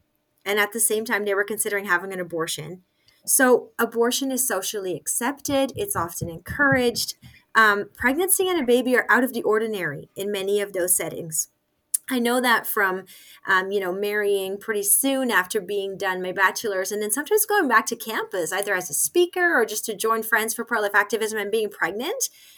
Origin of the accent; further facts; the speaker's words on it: Nigeria; I was raised in Nigeria. I didn't add that I was a missionary kid. I just said I lived in Nigeria.